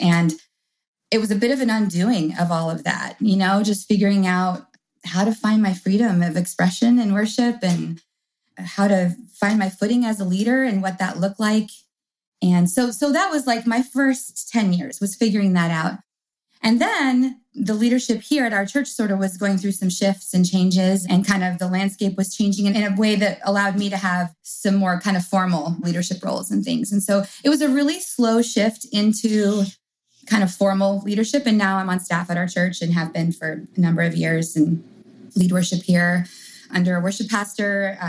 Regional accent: England, United Kingdom; I grew up in England.

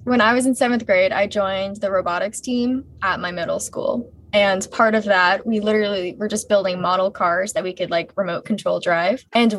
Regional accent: St. Petersburg, Florida, United States; I just graduated from Northeast High School in St. Petersburg, Florida, in the lovely Sunshine State.

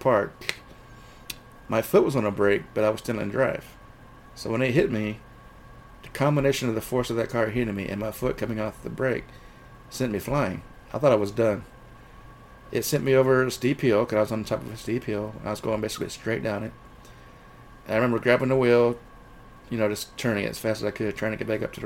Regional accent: Georgia, United States; moved away as an adult; also born or lived in Thailand / Seattle, Washington; I was walking down the street in my hometown here

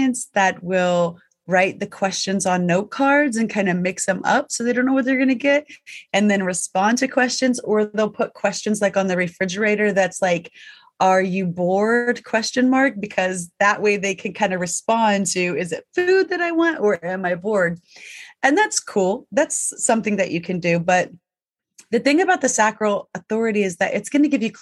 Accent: the South, United States; I was raised in the South. It was not uh-huh. It was yes, ma'am.

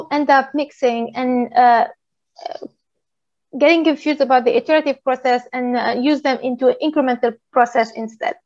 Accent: Tunisia; moved away; also born or lived in Paris, France / Stockholm, Sweden; I'm originally from Tunisia

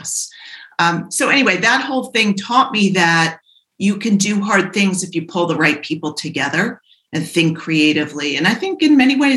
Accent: Providence, Rhode Island, United States; I grew up in Providence

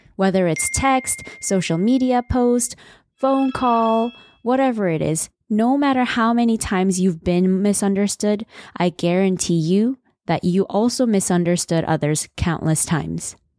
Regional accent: Seoul, South Korea; I was born in Seoul, the busiest city in South Korea

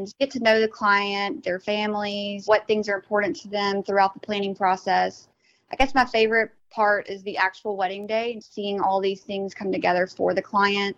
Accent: Hattiesburg, Mississippi, United States; moved away as an adult; now in Florida, United States; I am from Hattiesburg, Mississippi.

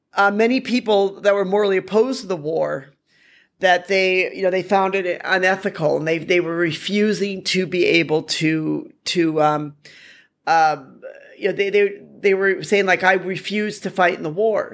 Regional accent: United States; now in Hanoi, Vietnam; as an American

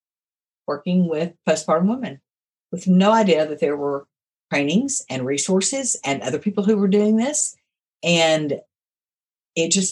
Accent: Houston, Texas, United States; moved away; also born or lived in Augusta, Arkansas / Little Rock, Arkansas; I was raised in Houston, Texas

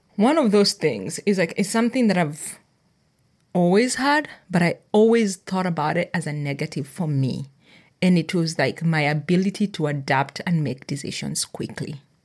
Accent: Kenya; moved away; also born or lived in United States / Nakuru, Kenya; I grew up in Kenya, so that was my culture, and then I moved to America

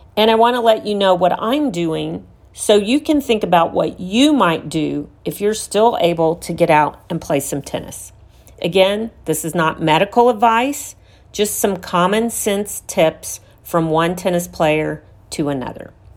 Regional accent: Houston, Texas, United States; here in my hometown of Houston, Texas

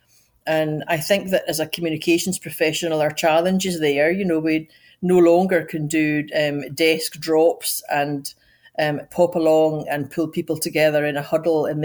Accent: Scotland, United Kingdom; moved away as an adult; also born or lived in Edinburgh; now in United States; I'm Scottish, but yet I work in America

